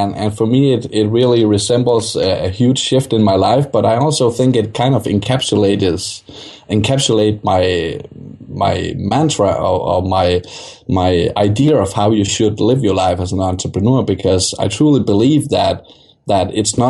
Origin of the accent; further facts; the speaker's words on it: Denmark; Okay, yeah, I'm from Denmark, so